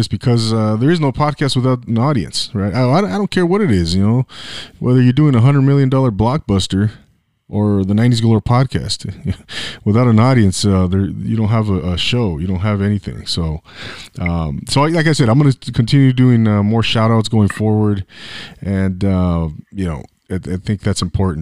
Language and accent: English; Inland Empire, California, United States; also born or lived in Orange County; I lived in the 714 and I grew up in the Inland Empire.